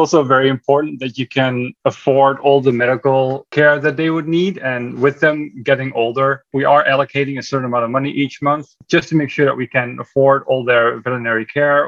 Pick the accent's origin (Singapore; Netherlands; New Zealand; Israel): Netherlands; moved away as an adult; also born or lived in California; now in Texas, United States; we are originally from the Netherlands, my wife and I. So we moved to the United States in 2011, 11 years ago